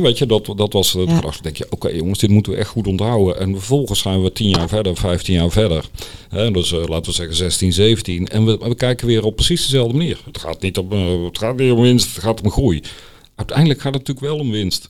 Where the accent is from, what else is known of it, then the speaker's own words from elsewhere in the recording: Netherlands; als Nederlander